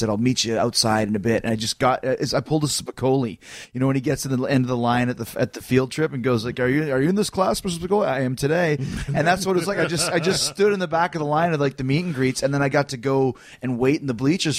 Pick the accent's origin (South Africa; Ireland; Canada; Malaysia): Canada; Winnipeg, Manitoba; I had to drive down from Winnipeg.